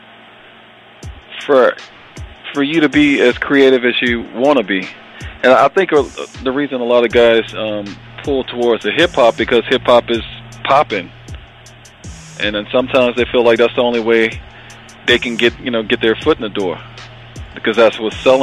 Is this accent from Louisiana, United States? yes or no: yes; New Orleans, Louisiana, United States; moved away as an adult; now in Atlanta, United States; I grew up in New Orleans